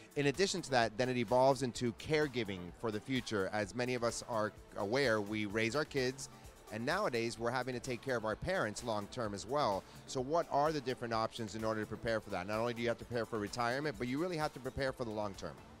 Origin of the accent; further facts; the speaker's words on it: United States; now in Florida, United States; I grew up up north